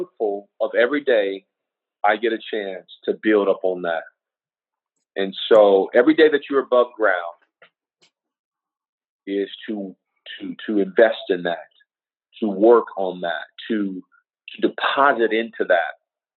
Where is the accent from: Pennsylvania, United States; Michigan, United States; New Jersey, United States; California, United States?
California, United States; Los Angeles; When I grew up in South Central